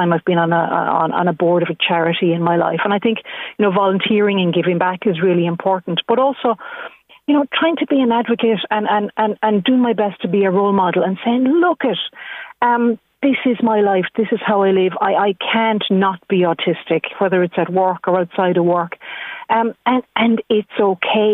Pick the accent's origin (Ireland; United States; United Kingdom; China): Ireland; growing up in Ireland